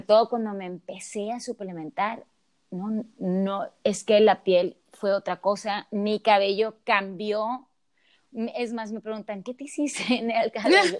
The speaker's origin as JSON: {"language": "Spanish", "region": "Sonora", "country": "Mexico", "said": "me regreso a Sonora, de donde yo soy"}